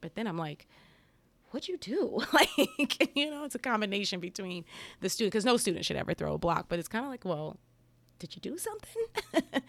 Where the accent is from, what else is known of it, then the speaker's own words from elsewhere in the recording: New Jersey, United States; growing up in New Jersey